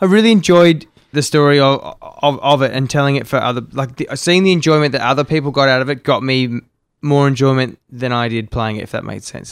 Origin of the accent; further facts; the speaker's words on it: Melbourne, Victoria, Australia; also born or lived in Sydney; now in Gold Coast, Australia; I grew up in Melbourne